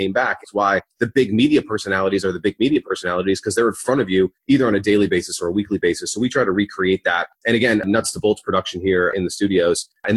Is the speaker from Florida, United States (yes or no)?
yes; Fort Lauderdale, Florida, United States; now in Winter Park, United States; Grew up in Fort Lauderdale, Florida, and then made the 3-hour trek up north to Orlando.